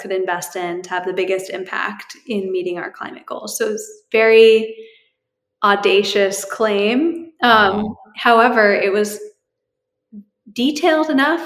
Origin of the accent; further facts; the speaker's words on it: New Hampshire, United States; moved away; also born or lived in Bay Area, California; I grew up in New Hampshire